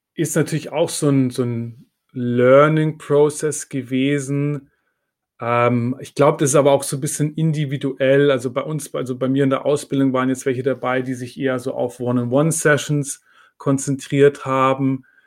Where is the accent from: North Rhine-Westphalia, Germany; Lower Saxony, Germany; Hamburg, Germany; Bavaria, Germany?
Bavaria, Germany; Munich; now in Berlin, Germany; ich komme ursprünglich aus München, meine Familie ist noch